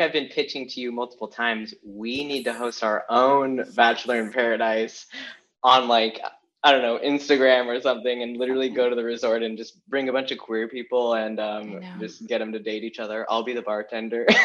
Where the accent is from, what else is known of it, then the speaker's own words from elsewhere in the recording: Olympia, Washington, United States; now in Los Angeles, United States; I grew up in Washington